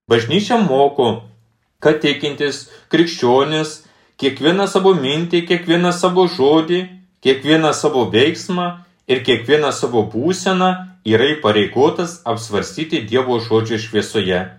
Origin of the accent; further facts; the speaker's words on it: Lithuania; mes lietuviai